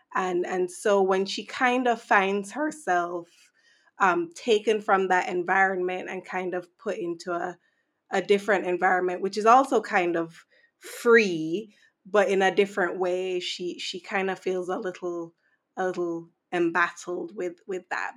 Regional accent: Saint Andrew, Jamaica; growing up in Jamaica

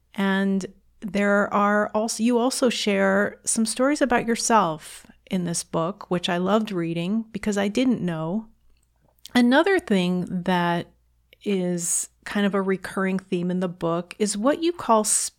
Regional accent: New York City, New York, United States; moved away; I was born in New York City.

